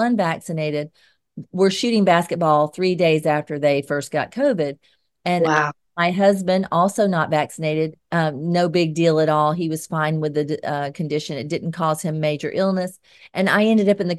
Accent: Georgia, United States; accent: Georgia; my Georgia accent

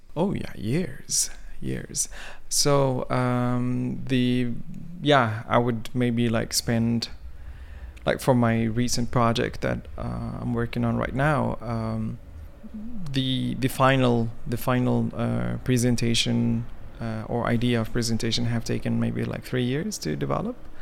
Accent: Mecca, Makkah Province, Saudi Arabia; English is a second language; also born or lived in Sudan; now in Norway; I grew up in Mecca

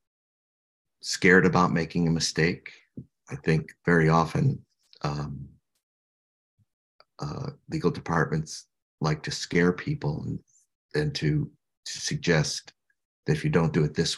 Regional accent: Illinois, United States; I'm from Illinois

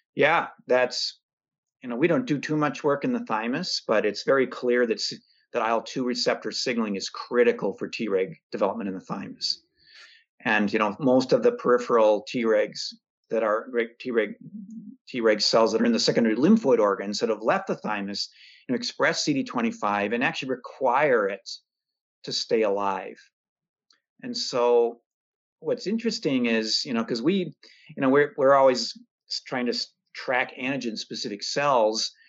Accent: Minnesota, United States; I'm a Minnesotan.

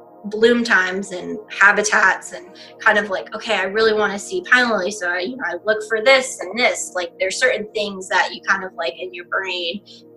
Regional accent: Palm Bay, Florida, United States; now in Palm Beach County, United States; I was born and raised in Palm Bay, Florida, so in Southern Brevard.

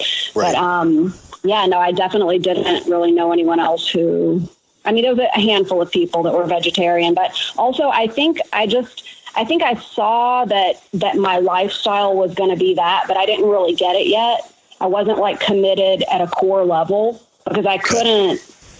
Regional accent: Alabama, United States; Actually, Alabama, actually.

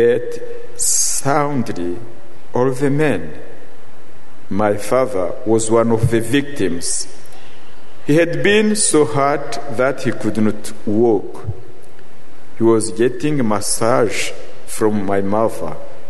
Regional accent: Rwanda; I come from Rwanda, the country where occurred the last genocide. When I was a child, some nights I would go with my mother and hide in the bush

